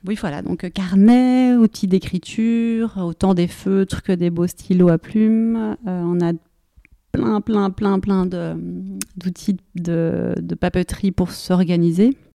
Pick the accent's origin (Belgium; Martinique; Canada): Belgium; Brussels, Brussels-Capital Region; je suis bruxelloise